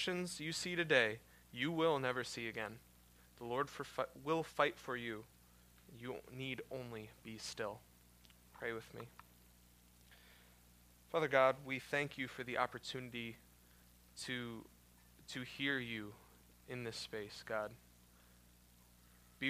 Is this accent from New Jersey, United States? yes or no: no; Des Moines, Iowa, United States; moved away as an adult; now in Minnesota, United States; I moved up here, first time ever living outside of Des Moines, Iowa